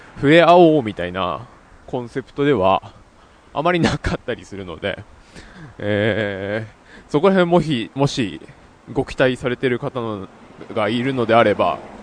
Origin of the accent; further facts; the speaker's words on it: Yamanashi, Japan; 地元山梨